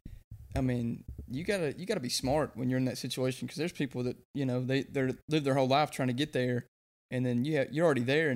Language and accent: English; the South, United States; we're from the South